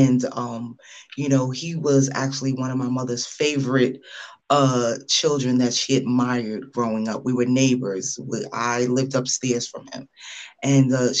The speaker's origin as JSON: {"language": "English", "town": "New York City", "region": "New York", "country": "United States", "tie": "born or raised there", "said": "we grew up together in Brooklyn"}